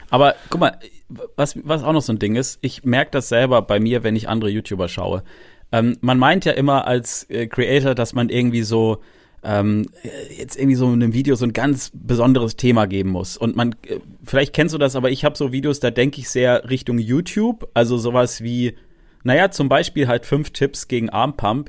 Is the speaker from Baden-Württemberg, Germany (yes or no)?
yes; Freiburg, Baden-Württemberg, Germany; moved away; ich komme ja eigentlich aus Freiburg, ich bin gebürtiger Freiburger